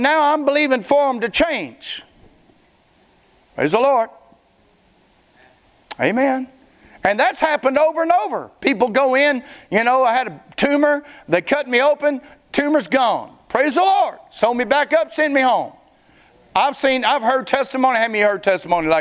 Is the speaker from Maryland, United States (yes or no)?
no; Springhill, Louisiana, United States; moved away; I'm from Spring Hill, Louisiana. Back when I was a teenager, all we did was drag Main.